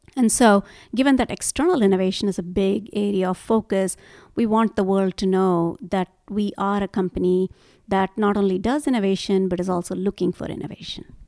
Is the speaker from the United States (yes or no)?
no; India; moved away; So, I grew up in India